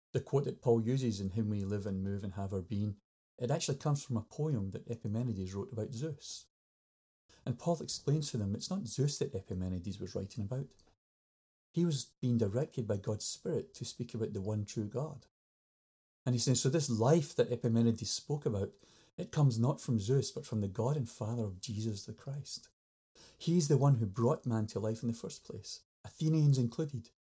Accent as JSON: {"language": "English", "region": "Scotland", "country": "United Kingdom", "said": "I'm Scottish"}